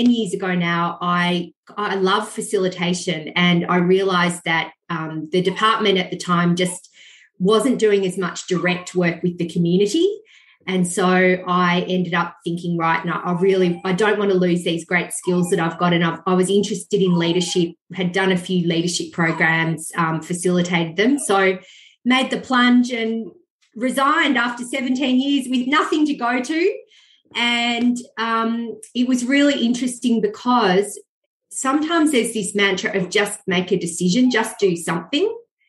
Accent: Benalla, Victoria, Australia; I grew up in Benalla in northeast Victoria

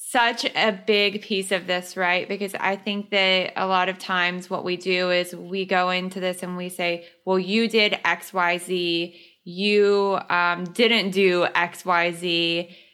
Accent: the South, United States; I was raised in the South

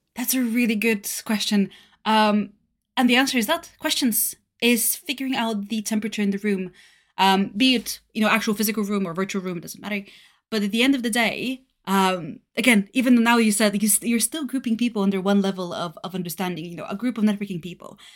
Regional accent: Varna, Varna Province, Bulgaria; English is a second language; moved away as an adult; also born or lived in Denmark; now in United Kingdom; I'm originally born and raised in Bulgaria in a seaside city of Varna.

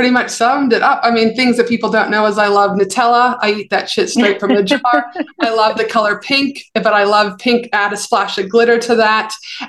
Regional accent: Canada; also born or lived in Albuquerque, United States / North Carolina, United States; now in Australia; So even though I'm from Canada, I did my undergrad in high school in Albuquerque, New Mexico.

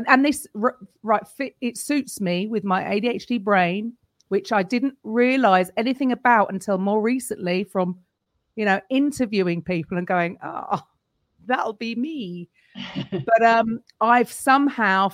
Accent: London, United Kingdom; also born or lived in Naples, Italy; from London and I teach Step

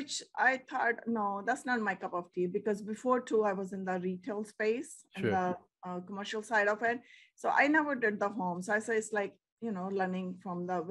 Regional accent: India; moved away; We are like from India too.

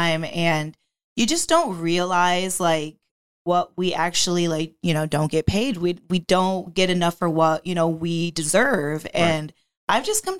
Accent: the Adirondacks, upstate New York, United States; now in Florida, United States; I grew up in upstate New York in the mountains. I'm from the Adirondacks and I'm now in Florida with my parents

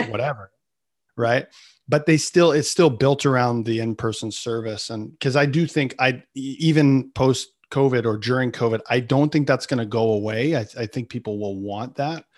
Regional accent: Canada; I'm Canadian

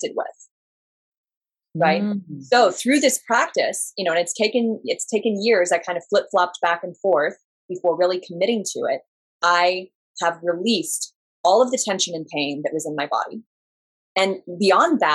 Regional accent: Southern Oregon, United States; moved away; Well, I'm originally from Southern Oregon and I grew up there.

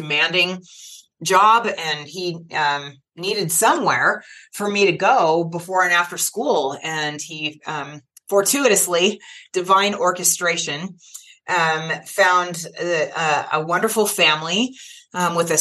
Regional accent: California, United States; I was born in California in the late 1960s to two teenagers who were not able to marry

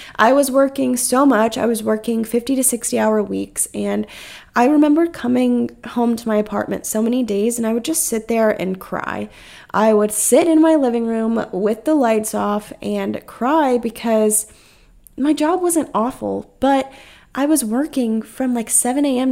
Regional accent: North Carolina, United States; moved away as an adult; now in South Carolina, United States; It was almost heartbreaking to me being in my hometown

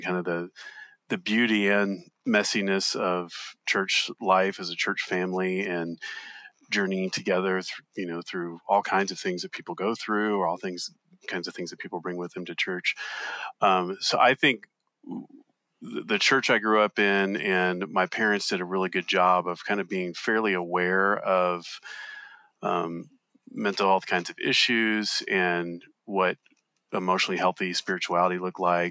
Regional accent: Southeast, United States; I grew up in the Southeast too

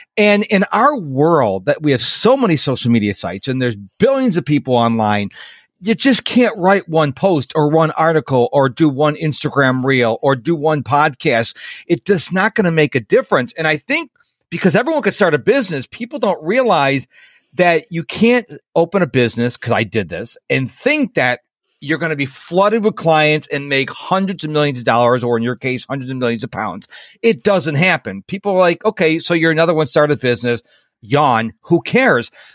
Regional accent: Rochester, New York, United States; now in Houston, United States; I am originally from Rochester, New York.

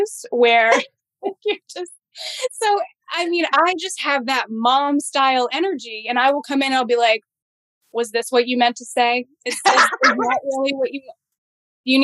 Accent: Massachusetts, United States; I grew up in the Massachusetts foster care system

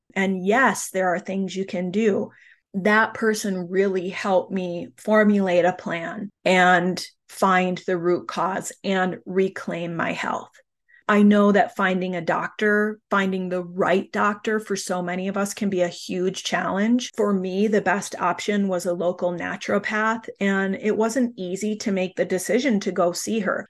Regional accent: United States; a very typical nineteen eighties American childhood

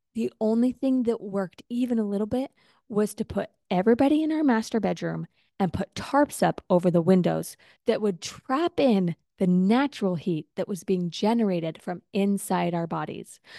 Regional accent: Utah, United States; now in Texas, United States; growing up in Utah

